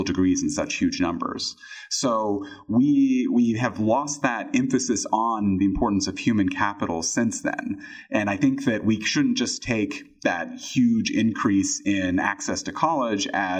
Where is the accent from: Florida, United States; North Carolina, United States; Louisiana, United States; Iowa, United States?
Iowa, United States; moved away; my home state of Iowa